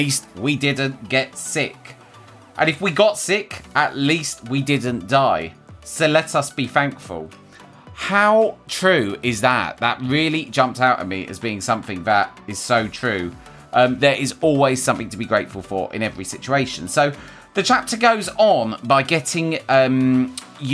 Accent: United Kingdom; as British people

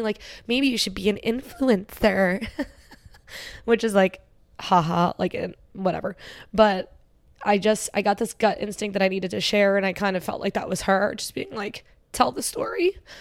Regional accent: Cherry Hill, New Jersey, United States; also born or lived in Philadelphia; I grew up in Cherry Hill

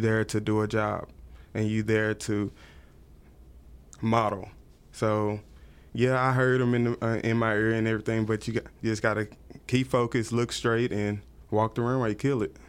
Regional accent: Tyler, Texas, United States; now in Dallas, United States; I'm originally from East Texas, Tyler, Texas

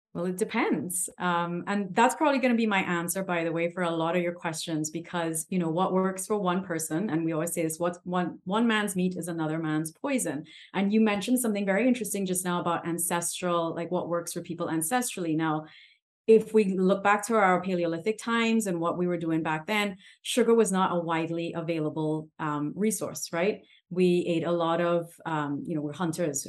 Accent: Trinidad & Tobago; I'm from the Caribbean

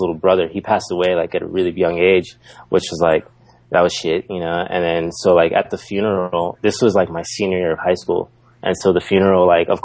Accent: San Diego, California, United States; first language English; moved away as an adult; now in Osaka, Japan; I grew up I'm from San Diego

